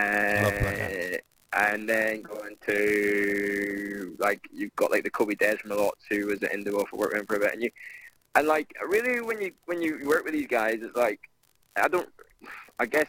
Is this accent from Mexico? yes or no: no; Ireland; moved away as an adult; now in London, United Kingdom; I'm from Ireland